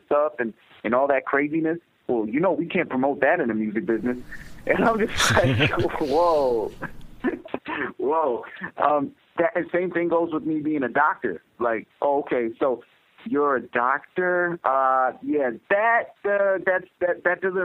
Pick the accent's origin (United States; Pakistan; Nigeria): Pakistan; I'm a doctor, I'm Pakistani, and I'm an MC.